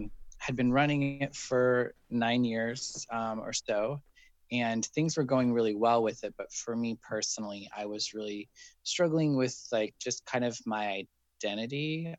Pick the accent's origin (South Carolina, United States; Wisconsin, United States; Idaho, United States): Idaho, United States; Wendell; moved away as an adult; also born or lived in Jerome, Idaho / Boise, Idaho / Chicago, Illinois; now in San Francisco, United States; But I lived in Wendell pretty much, you know, from when I lived in the city of Wendell my whole life until I was 18 and moved away.